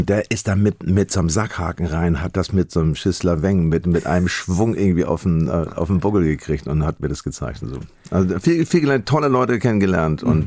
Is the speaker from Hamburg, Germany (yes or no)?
yes; Hamburg, Germany; als Hamburger sind habe ich zwei Seelen in einer Brust.